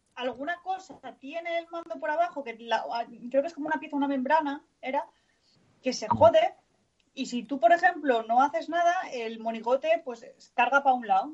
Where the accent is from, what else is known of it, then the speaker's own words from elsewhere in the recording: northern Spain, Spain; accent: northern; moved away; tengo mucho acento del norte.